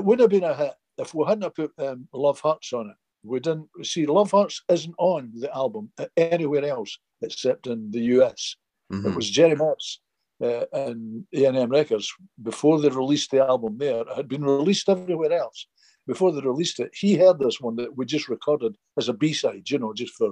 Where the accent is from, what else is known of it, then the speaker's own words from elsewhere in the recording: United Kingdom; we came from Britain